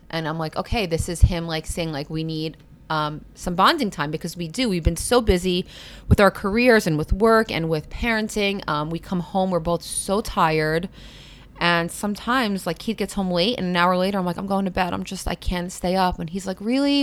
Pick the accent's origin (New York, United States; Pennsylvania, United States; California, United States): New York, United States; New York City; also born or lived in Brooklyn; I grew up in Queens, so I grew up in a very similar environment, very, like, urban.